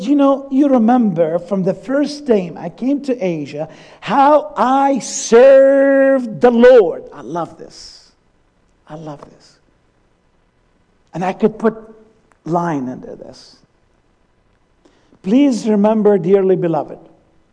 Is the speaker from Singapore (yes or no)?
no; Syria; moved away; also born or lived in Allentown, Pennsylvania, United States; my home country, Syria.